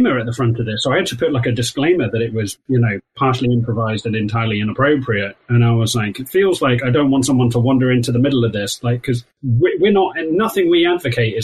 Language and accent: English; Wales, United Kingdom; accent: Welsh; my Welsh accent